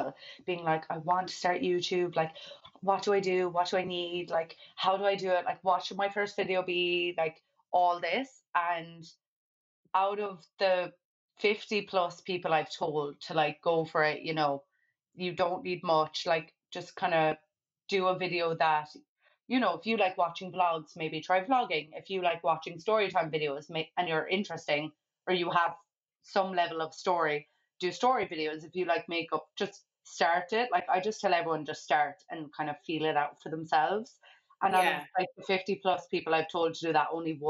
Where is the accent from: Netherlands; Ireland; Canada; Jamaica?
Ireland; Kerry, Munster; a place in Kerry, my hometown